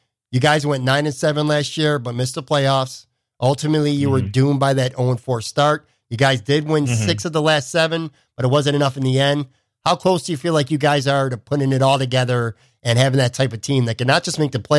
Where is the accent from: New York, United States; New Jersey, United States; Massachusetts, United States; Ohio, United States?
New York, United States; Buffalo; moved away as an adult; now in Florida, United States; I'm from Buffalo. I lived most of my life in Buffalo, which is a smaller town. And I've spent the last 2 years living in Florida